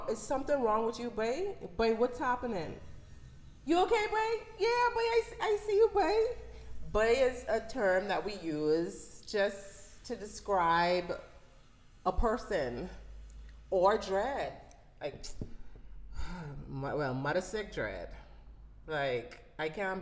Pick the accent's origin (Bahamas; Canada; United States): Bahamas; accent: Bahamian dialect; I'm from the Bahamas